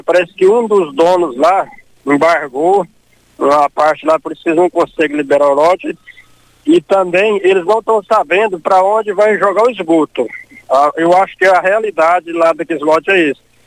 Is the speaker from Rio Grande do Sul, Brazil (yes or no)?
no; Maurilândia, Goiás, Brazil; moved away as an adult; now in Rio Verde, Brazil; eu sou da Maurilândia. Eu tenho três anos que eu moro no Rio Verde